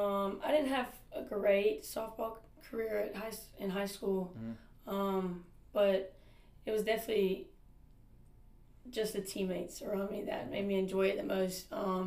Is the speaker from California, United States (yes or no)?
no; Leesburg, Georgia, United States; I'm from Leesburg, Georgia.